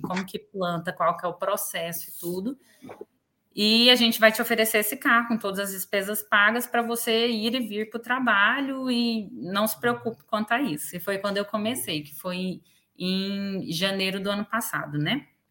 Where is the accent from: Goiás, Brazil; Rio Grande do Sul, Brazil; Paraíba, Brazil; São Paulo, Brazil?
Goiás, Brazil; moved away as an adult; now in Dublin, Ireland; Sou goiana, né? Vim do Brasil.